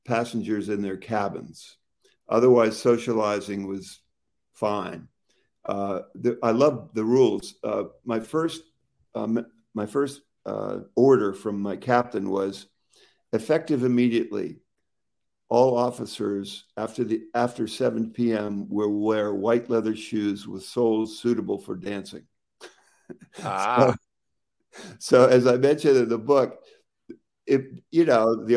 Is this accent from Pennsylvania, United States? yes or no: yes; Pittsburgh, Pennsylvania, United States; now in Martha's Vineyard, United States; I grew up near Pittsburgh